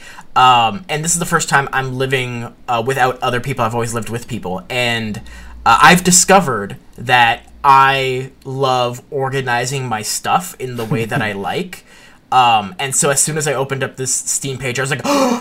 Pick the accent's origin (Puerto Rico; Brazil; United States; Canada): Canada; we're Canadian